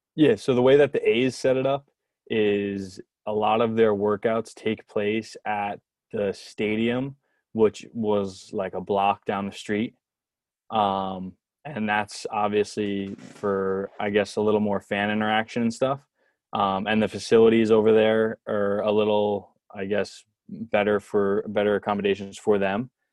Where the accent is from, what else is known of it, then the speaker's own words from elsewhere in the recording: New Jersey, United States; I'm from New Jersey